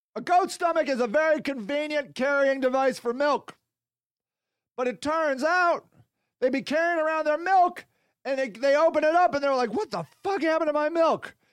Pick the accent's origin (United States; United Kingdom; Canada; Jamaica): United States; I'm American